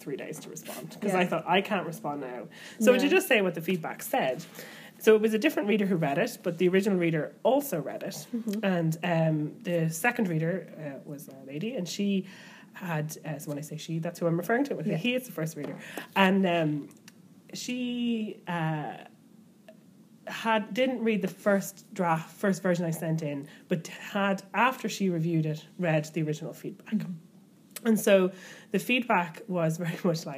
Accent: Ireland; as an Irish person

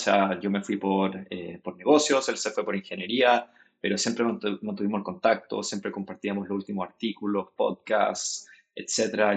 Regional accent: Chile; moved away as an adult; also born or lived in United States; now in San Francisco, United States; yo nací en Chile, pasé harto tiempo de mi vida en, Estados Unidos cuando, cuando pequeño, volví a Chile para hacer todo lo que es la secundaria y la universidad.

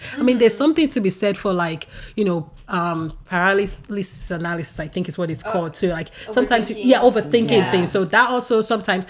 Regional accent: Nigeria; moved away as an adult; now in United States; I grew up in Nigeria and I'm a first of five girls

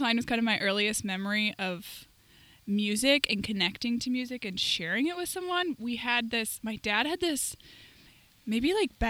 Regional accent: Minnesota, United States; also born or lived in Northern Florida; moved back to Minnesota because I'm from Minnesota and I love it here.

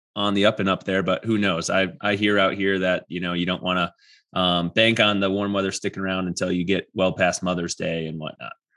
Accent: Wisconsin, United States; now in Colorado, United States; I'm from Wisconsin

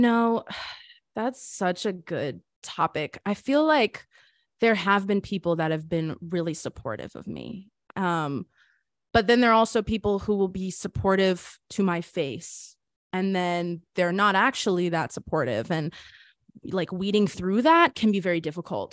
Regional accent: Boca Raton, Florida, United States; moved away as an adult; also born or lived in Hollywood, Florida; I was born in Hollywood, Florida, grew up in Boca Raton

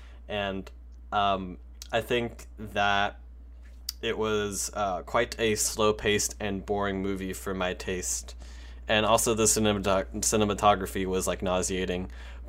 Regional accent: United States; because I'm American

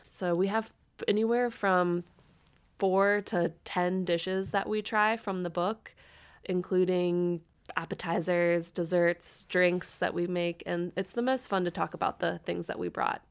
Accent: Northern Kentucky, United States; moved away as an adult; now in Louisville, United States; I'm originally from the Northern Kentucky area

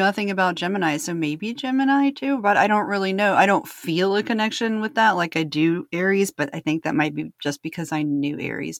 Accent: Roanoke, Virginia, United States; also born or lived in North Carolina; I grew up in Roanoke, Virginia, bro.

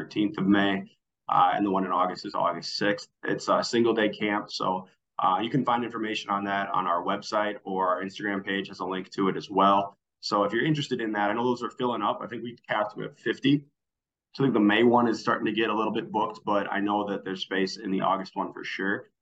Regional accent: Twin Cities, Minnesota, United States; now in Winona, United States; I'm from the Twin Cities area

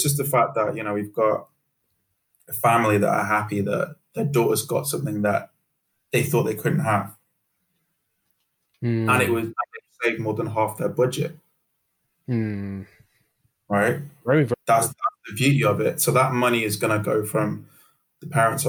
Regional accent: Manchester, North West England, United Kingdom; also born or lived in Sierra Leone / Birmingham; I'm from Manchester

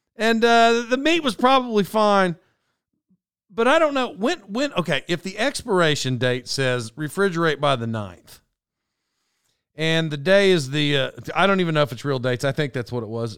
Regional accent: Oklahoma, United States; moved away; I grew up in Oklahoma.

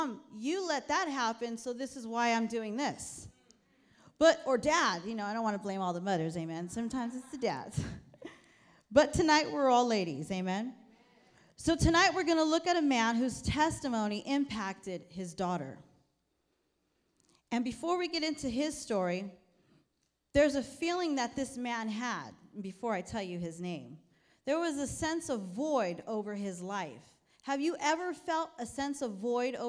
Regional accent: New York City, New York, United States; moved away; also born or lived in Sacramento; I'm from New York, and I was born in Brooklyn, New York

